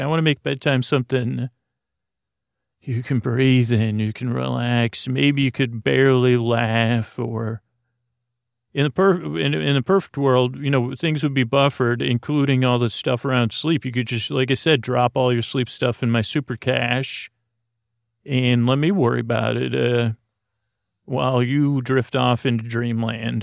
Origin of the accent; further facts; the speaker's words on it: Syracuse, New York, United States; moved away; where I grew up in Syracuse, New York